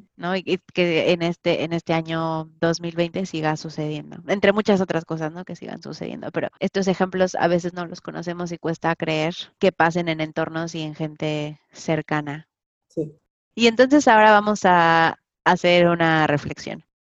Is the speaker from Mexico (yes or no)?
yes; Mexico; como mexicana